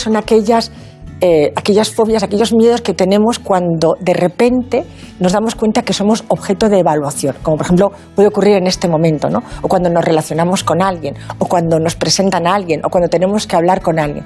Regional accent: Asturias, Spain; now in Valencia, Spain; Soy asturiana de corazón valenciana de adopción

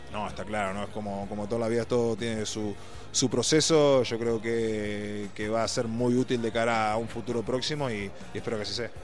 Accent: Uruguay; now in Spain; En Uruguay, como todo uruguayo, empecé jugando al fútbol.

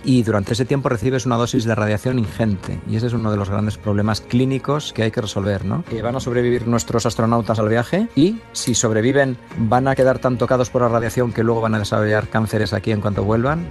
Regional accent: Burgos, Castile and León, Spain; yo soy de Burgos y, paseo muchas veces por Atapuerca

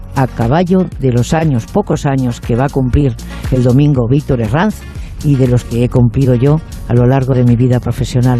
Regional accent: Galicia, Spain; moved away; yo procedo de, Galicia y Extremadura, han venido mucha gente de esa tierra donde yo nací.

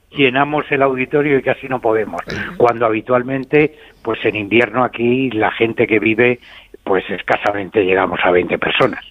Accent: Madrid, Community of Madrid, Spain; moved away as an adult; now in Abarca de Campos, Spain; Aunque yo soy de Madrid, pues actualmente vivo en Abarca de Campos.

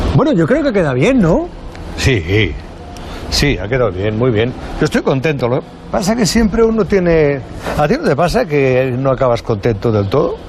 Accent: Alcalá, Spain; yo en mi pueblo, en, Alcalá

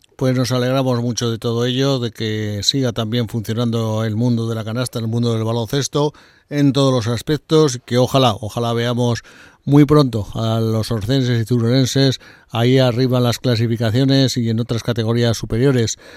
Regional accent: Aragon, Spain; como aragonés

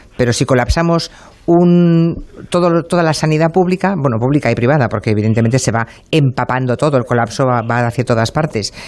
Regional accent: Monforte de Lemos, Galicia, Spain; moved away; Yo me iba a mi pueblo, por ejemplo, me iba a ir a mi pueblo, me iba a ir a, a Monforte de Lemos

